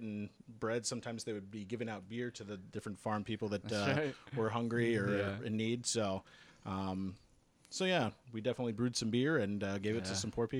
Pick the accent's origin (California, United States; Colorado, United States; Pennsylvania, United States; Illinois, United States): Colorado, United States; Evergreen; also born or lived in Denver, Colorado; I'm from Colorado. I was born in Denver, grew up in the foothills, kind of the mountainous area west of Denver.